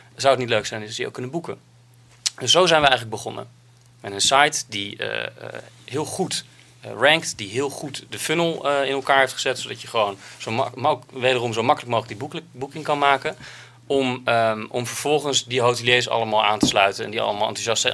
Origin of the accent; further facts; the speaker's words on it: Netherlands; als Nederlanders